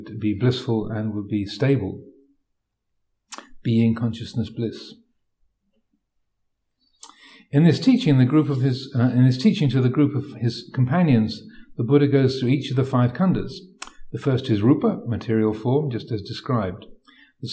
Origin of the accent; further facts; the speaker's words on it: United Kingdom; I'm British